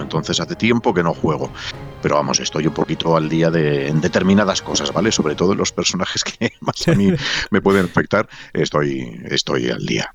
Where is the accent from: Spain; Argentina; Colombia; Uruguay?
Spain; Valladolid, Castile and León